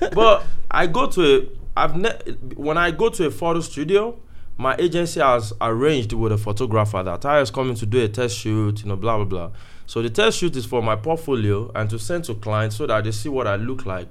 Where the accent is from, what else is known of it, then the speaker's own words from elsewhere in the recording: Oyo, Nigeria; moved away; also born or lived in South Africa; before I left home, I, I was from Oyo